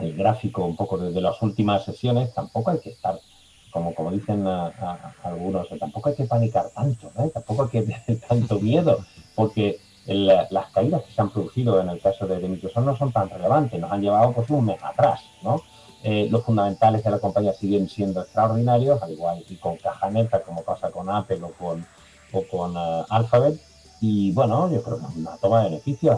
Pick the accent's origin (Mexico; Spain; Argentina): Spain; Andalusia; Yo que soy andaluz